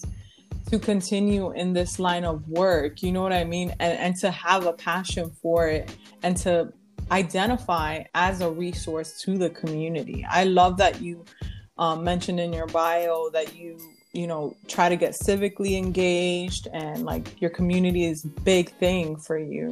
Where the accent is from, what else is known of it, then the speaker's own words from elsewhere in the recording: New York City, New York, United States; also born or lived in New Jersey; now in California, United States; being born and raised in the Bronx